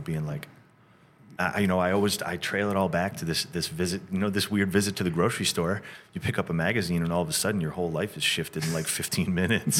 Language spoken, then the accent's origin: English; Rochester, New York, United States; moved away as an adult; also born or lived in Syracuse, New York / California; we grew up in a, in a suburb outside of Rochester